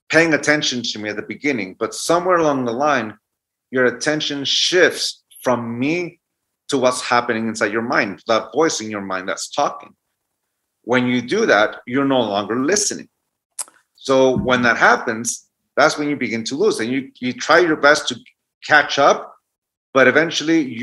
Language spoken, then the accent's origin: English; San Diego, California, United States; also born or lived in Tijuana, Mexico; I lived in San Diego and I crossed the border every day into Tijuana, Mexico to go to school in Tijuana